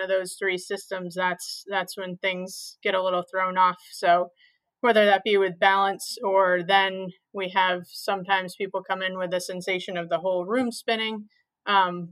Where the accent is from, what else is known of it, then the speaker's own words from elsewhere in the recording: southern Maine, United States; moved away as an adult; also born or lived in Rhode Island; now in Providence, United States; Yeah, I grew up in southern Maine. I actually went to school at the University of New England, which is also in Maine. So I was born and raised in Maine